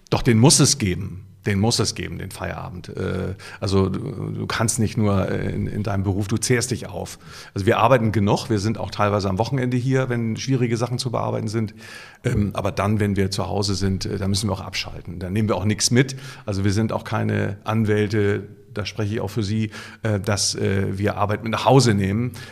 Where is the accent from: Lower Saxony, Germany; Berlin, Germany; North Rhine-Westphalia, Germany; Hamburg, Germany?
Hamburg, Germany; das ist in als Hamburger ist Vorname und äh, Sie eine Dienstbotenanrede.